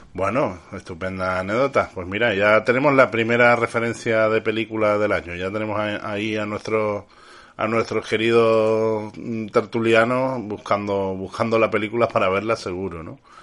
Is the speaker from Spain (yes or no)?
yes; Canary Islands, Spain; now in Andalusia, Spain; yo no soy andaluz, soy canario, pero ya como llevo tantos años adoptado en esta maravillosa tierra, como si fuera andaluz.